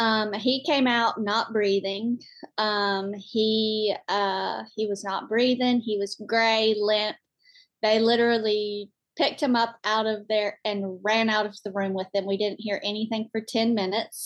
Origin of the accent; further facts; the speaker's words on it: Alabama, United States; also born or lived in Florence, Alabama; we're from Alabama. We live in Florence, Alabama.